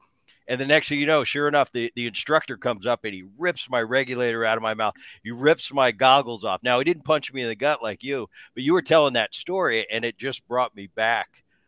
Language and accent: English; New Jersey, United States; I grew up in New Jersey, and it was something that we could do together.